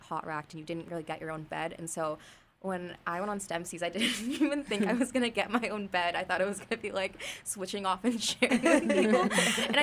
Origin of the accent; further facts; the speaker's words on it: Los Angeles, California, United States; I'm from Los Angeles.